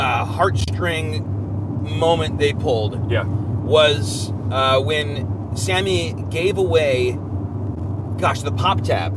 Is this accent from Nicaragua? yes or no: no; Lansing, Michigan, United States; Burt Reynolds is a son of Lansing. Born and raised in my hometown there